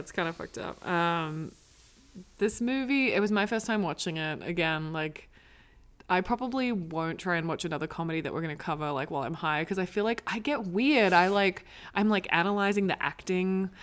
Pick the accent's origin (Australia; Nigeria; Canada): Australia; now in United States; I'm Australian. I speak English.